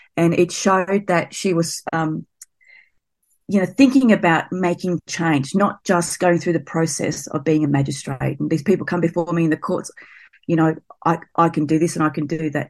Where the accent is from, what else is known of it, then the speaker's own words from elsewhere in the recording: Blacktown, New South Wales, Australia; I grew up near Blacktown out at Western Sydney